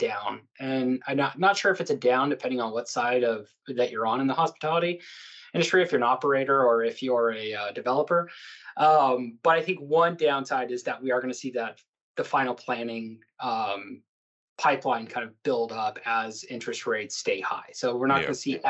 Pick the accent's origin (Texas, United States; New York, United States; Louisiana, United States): Texas, United States; El Paso; I was born and raised in El Paso